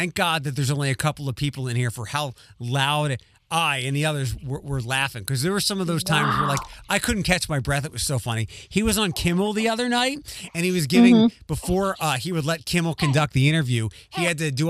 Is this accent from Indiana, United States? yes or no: no; Philadelphia, Pennsylvania, United States; accent: Philadelphia; my Philadelphia accent